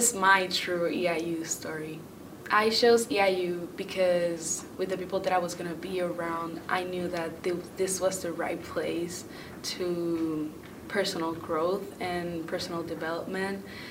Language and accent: English; Puerto Rico; moved away as an adult; now in Illinois, United States; I'm from Puerto Rico